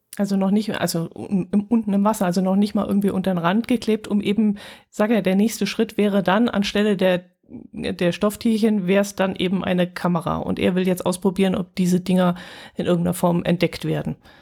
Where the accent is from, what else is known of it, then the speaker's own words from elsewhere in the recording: Germany; bei uns in Deutschland